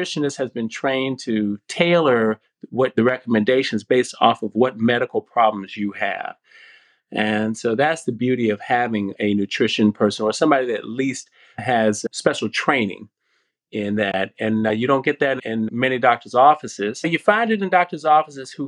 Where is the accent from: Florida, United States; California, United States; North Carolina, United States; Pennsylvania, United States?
North Carolina, United States; I grew up in North Carolina. I call it North Cackalacky.